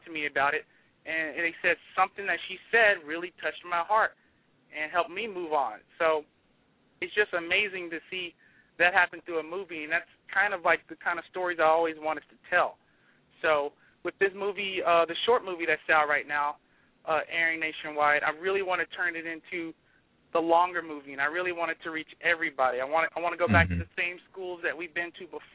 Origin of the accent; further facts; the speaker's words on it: Memphis, Tennessee, United States; our influences growing up in Memphis, Tennessee